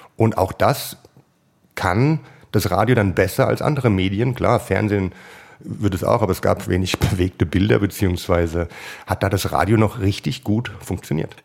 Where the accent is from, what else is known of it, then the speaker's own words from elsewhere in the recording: Hesse, Germany; Ich bin Hesse